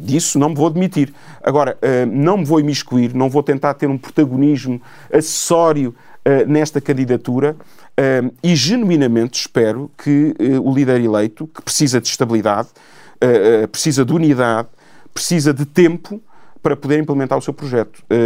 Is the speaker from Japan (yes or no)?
no; Cascais, Lisbon, Portugal; tenho uma relação com Cascais quase umbilical. Uh, é a terra, não nasci lá, nasci em Lisboa, porque na altura se nasci, nasci em Lisboa, mas uh, desde de, de, de recém-nascido que vivo naquela terra